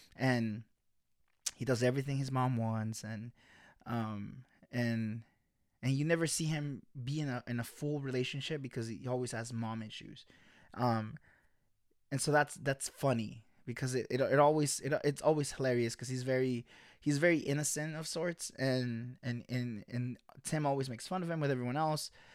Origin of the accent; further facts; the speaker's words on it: United States; also born or lived in El Salvador; When we get to the U S, when I was eight